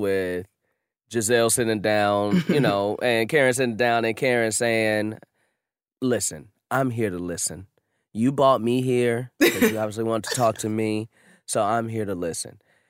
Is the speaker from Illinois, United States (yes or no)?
yes; Chicago, Illinois, United States; also born or lived in Los Angeles; now in New York, United States; I'm from Chicago and L.A. Those are the three biggest cities in the fucking country.